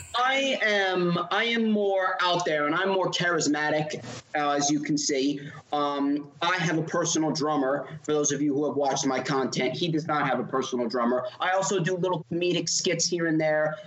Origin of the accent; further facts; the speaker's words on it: East Coast, United States; we're from the East Coast